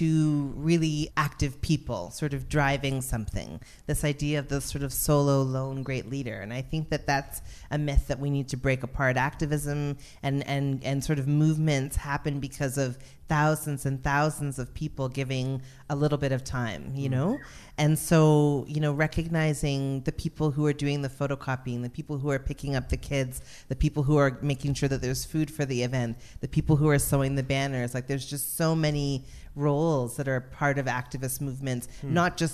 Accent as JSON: {"language": "English", "town": "Toronto", "region": "Ontario", "country": "Canada", "tie": "born or raised there", "also_born_or_lived": "Montreal / Memphis, Tennessee / Vancouver", "said": "I would say Toronto. I would say Weston."}